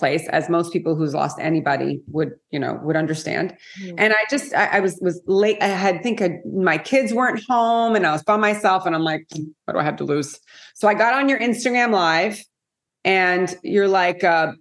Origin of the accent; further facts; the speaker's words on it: South Florida, United States; also born or lived in Montreal, Canada; So they came to South Florida and we never left. So that was, I won't say how many years ago, many. So, you know, I grew up in South Florida